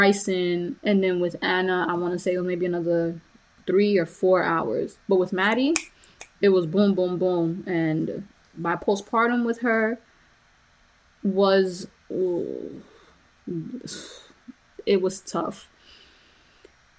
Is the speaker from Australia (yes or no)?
no; Honduras; moved away; I was born in Honduras, and my mother had me, you know, at my grandmother's house.